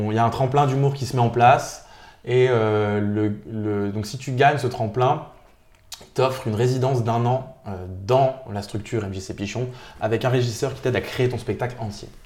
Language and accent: French; Nancy, Grand Est, France; je suis de Nancy. Je suis né euh, à Nancy.